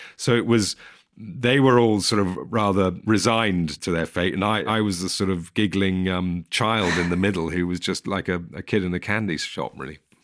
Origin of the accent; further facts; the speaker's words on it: England, United Kingdom; as an English person